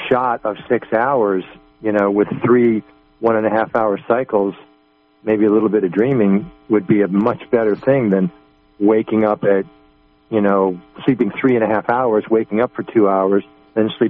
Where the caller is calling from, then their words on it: Arcata, California, United States; i uh, I'm from Arcata, uh, California.